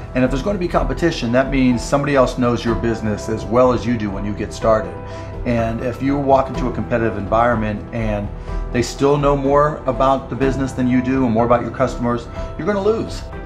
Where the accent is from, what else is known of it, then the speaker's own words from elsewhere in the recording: Pittsburgh, Pennsylvania, United States; I grew up in Pittsburgh